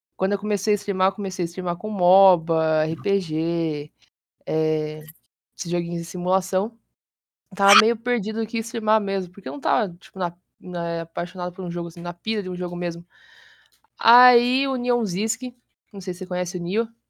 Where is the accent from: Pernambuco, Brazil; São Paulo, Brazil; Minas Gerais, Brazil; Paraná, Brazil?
Paraná, Brazil; Curitiba; sou de Curitiba, tenho 21 anos